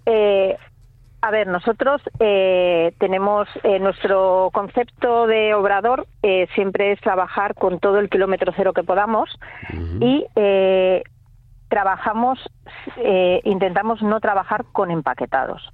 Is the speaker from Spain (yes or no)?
yes; Santander, Cantabria, Spain; moved away as an adult; now in Villanueva de la Peña, Spain; yo realmente soy de Santander